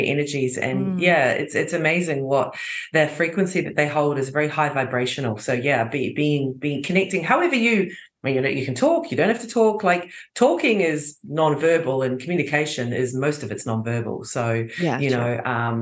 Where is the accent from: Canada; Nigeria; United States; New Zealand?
New Zealand; now in Croatia; I was born in New Zealand